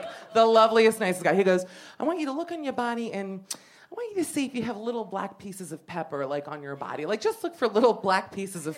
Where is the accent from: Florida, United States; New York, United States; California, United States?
Florida, United States; Miami; moved away; growing up in Miami